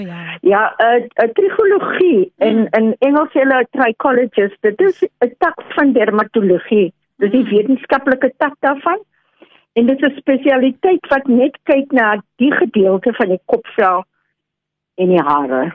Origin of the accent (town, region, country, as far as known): South Africa; also born or lived in Australia / England